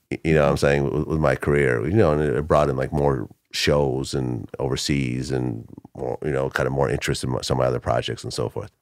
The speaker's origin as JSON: {"language": "English", "area": "Bay Area", "region": "California", "country": "United States", "tie": "born or raised there", "also_born_or_lived": "Ukraine / Boston, Massachusetts", "first_language": "Russian", "second_language": "English", "said": "I moved to California, uh, to the Bay Area, uh, I started third grade over"}